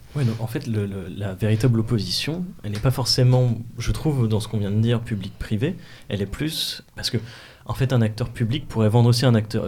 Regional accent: Normandy, France; je viens des, des de Normandie

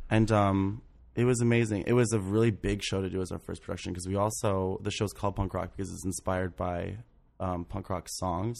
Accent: St. Mary's County, Maryland, United States; now in New York, United States; I grew up in Saint Mary's County, Maryland.

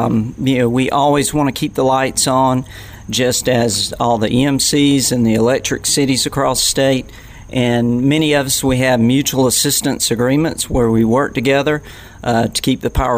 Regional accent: Middle Georgia, United States; I grew up in Middle Georgia. In fact, was a Flint EMC customer or member

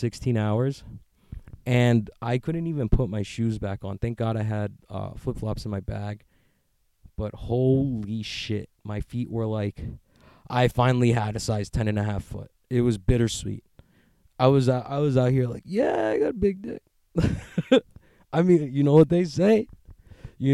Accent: United States; I'm an American

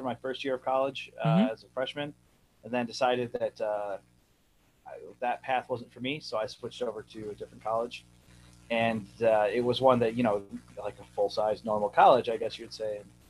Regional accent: Toledo, Ohio, United States; I'm from Toledo, Ohio.

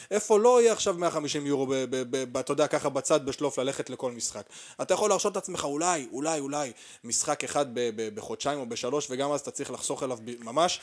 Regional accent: Arad, Southern District, Israel; גדלתי בערד

